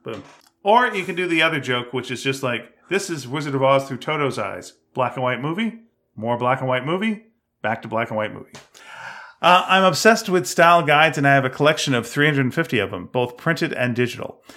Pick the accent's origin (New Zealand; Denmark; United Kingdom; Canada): Canada; accent: Canadian; I'm Canadian